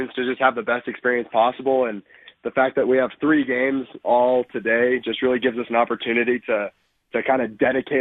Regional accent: Houston, Texas, United States; moved away as an adult; now in Provo, United States; I'm from Houston, Texas

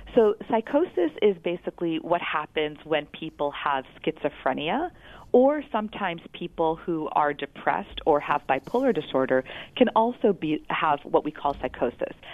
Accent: West Virginia, United States; I'm from West Virginia

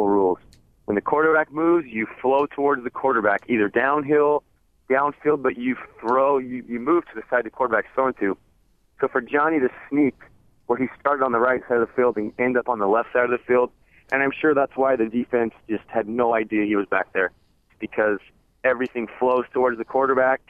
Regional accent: Arizona, United States; growing up in Arizona, I grew up with the Arizona-Arizona State rivalry

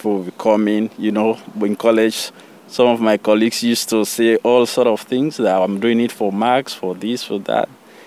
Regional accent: Sierra Leone; now in Boston, United States; I was born in Sierra Leone

